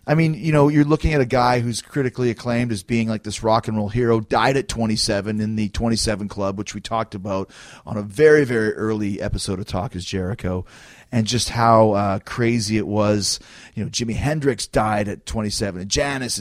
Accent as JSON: {"language": "English", "country": "Canada", "said": "I'm from Canada"}